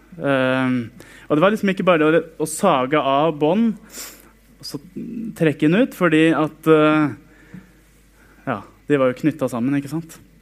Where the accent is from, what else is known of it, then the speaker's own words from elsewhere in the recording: Sarpsborg, Østfold, Norway; Jeg vokste opp i Frikirken på Greåker i Sarpsborg